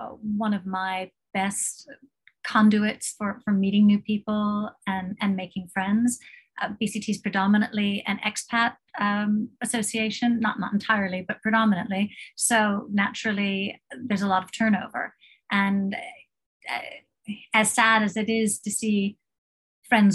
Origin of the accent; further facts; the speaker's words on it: United States; moved away as an adult; now in Thailand; I'm also American, and I've lived in Thailand for 32 years